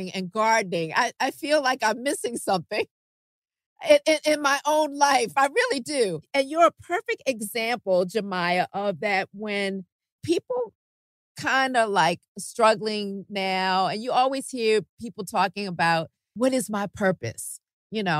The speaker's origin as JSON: {"language": "English", "town": "Baltimore", "region": "Maryland", "country": "United States", "tie": "born or raised there", "moved": "yes", "lives_now": "Los Angeles, United States", "said": "my hometown in Baltimore, Maryland"}